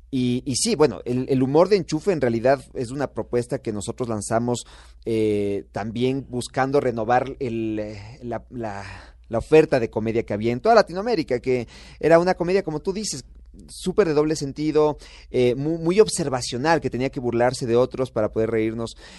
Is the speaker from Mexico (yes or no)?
no; Ecuador; Nosotros nacimos en Ecuador